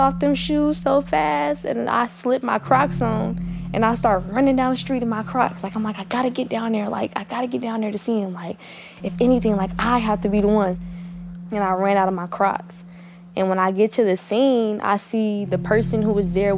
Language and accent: English; Oakland, California, United States; I'm from East Oakland, California.